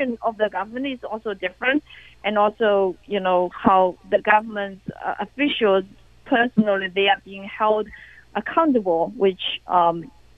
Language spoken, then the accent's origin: English; China; moved away; my hometown